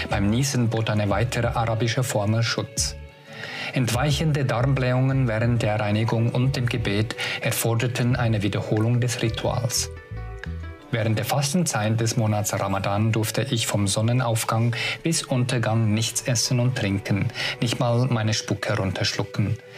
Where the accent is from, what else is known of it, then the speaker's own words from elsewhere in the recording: Sabah, Malaysia; German is a second language; moved away; in Borneo, in Saba, dort wo ich aufgewachsen bin, haben aufgenommen mit authentischen Bildern von diesen Orten und Schauplätzen, ja, wo ich gross